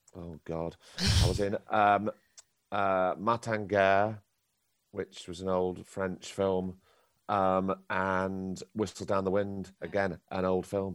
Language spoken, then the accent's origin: English; Blackpool, North West England, United Kingdom; I grew up in Blackpool and in Lancashire.